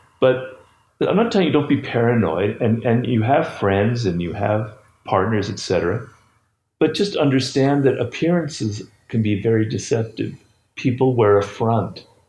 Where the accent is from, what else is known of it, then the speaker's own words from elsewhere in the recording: Odesa, Odesa Oblast, Ukraine; So I'm Russian Jew.